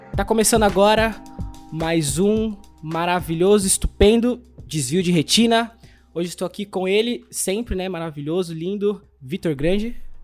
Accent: São Pedro, São Paulo, Brazil; Na nossa cidade, né? Que a gente é de São Pedro, Águas de São Pedro

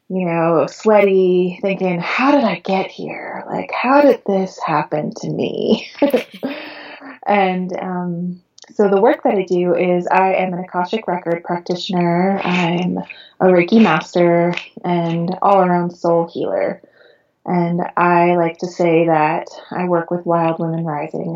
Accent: Long Island, New York, United States; moved away as an adult; now in California, United States; I was born and raised in Long Island, New York

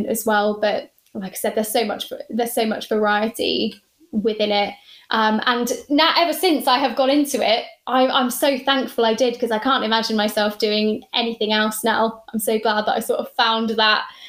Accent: Cornwall, South West England, United Kingdom; also born or lived in Plymouth / Lancashire; I'm from Cornwall. I grew up there

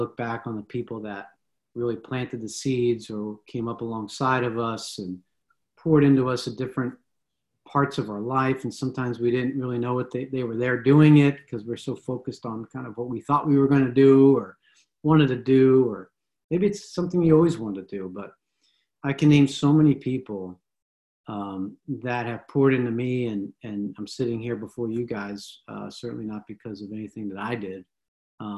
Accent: Philadelphia, Pennsylvania, United States; when I got to high school, we're from Philadelphia, and so I went to a high school just outside of Philly

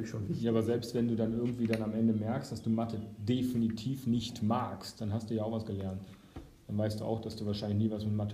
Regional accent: Baden-Württemberg, Germany; bei uns in Baden-Württemberg ist häufig auch sehr, sehr, sehr viel Schule, dass man gar keine Zeit hat zu reflektieren.

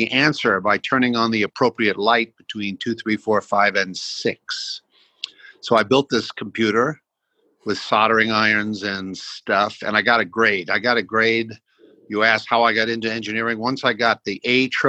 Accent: New York City, New York, United States; also born or lived in Boston area / Palo Alto; now in Austin, United States; I was born in Brooklyn, 1946

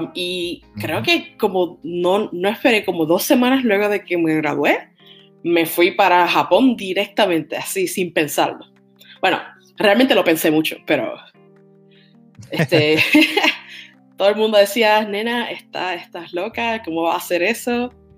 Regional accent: Toa Baja, Puerto Rico; moved away as an adult; now in Tokyo, Japan; soy de Toa Baja, Puerto Rico.

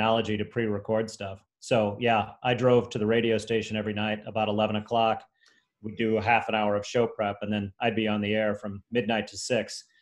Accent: St. Louis, Missouri, United States; moved away as an adult; also born or lived in Columbia, Missouri / Chicago; I moved back to St. Louis, my hometown, for a year.

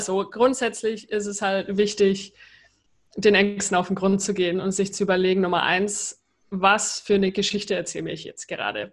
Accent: Germany; moved away; also born or lived in United States; als Deutsche

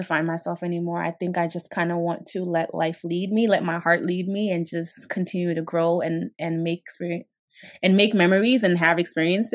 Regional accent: Guinea; now in Brooklyn, United States; I'm originally from Guinea, West Africa

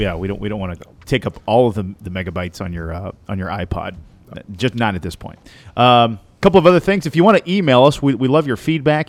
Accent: Southern Indiana, United States; I'm from Southern Indiana.

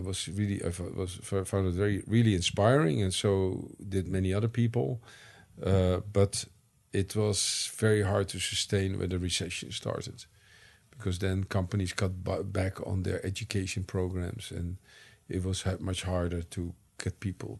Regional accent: United States; now in Netherlands; I came from the United States, where you have a lively liberal arts tradition, to the Netherlands, where you had much less so.

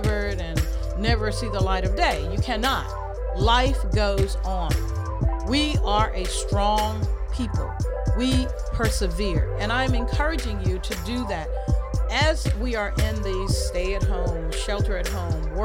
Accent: the South, United States; just a regular sister from the South. I tell folks I am a proud country girl. I love being a Southern girl. I'm a Southerner.

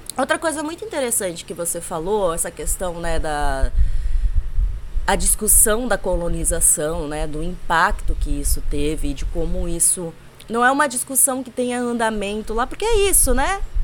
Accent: Brazil; Sou brasileira demais para aguentar morar em outro lugar

